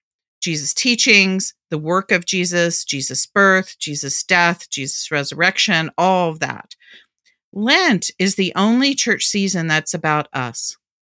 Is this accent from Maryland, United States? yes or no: yes; Baltimore, Maryland, United States; that I certainly learned growing up in Baltimore when I was a little kid.